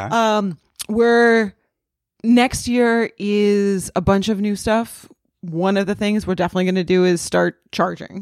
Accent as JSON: {"language": "English", "region": "New England", "country": "United States", "tie": "born or raised there", "moved": "yes", "lives_now": "Los Angeles, United States", "said": "I grew up in New England."}